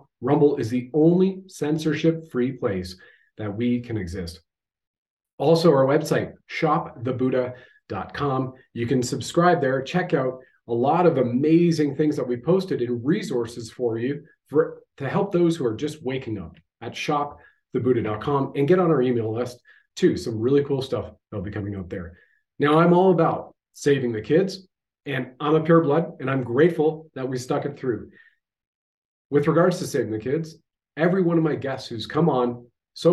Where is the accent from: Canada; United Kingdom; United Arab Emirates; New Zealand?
Canada